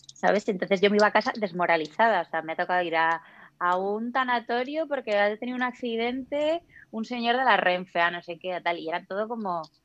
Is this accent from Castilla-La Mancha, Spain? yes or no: no; Zamora, Castile and León, Spain; moved away as an adult; now in Madrid, Spain; yo soy de Zamora